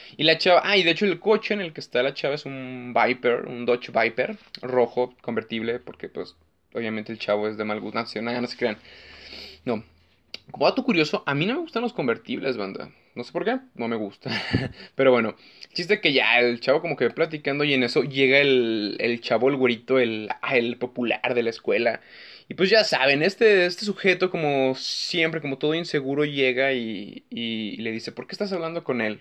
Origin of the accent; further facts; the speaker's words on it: Mexico; somos mexicanos